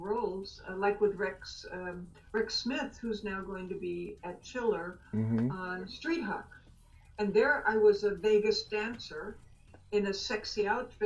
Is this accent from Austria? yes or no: yes; Austria; moved away as an adult; growing up in Austria and then living over there in Austria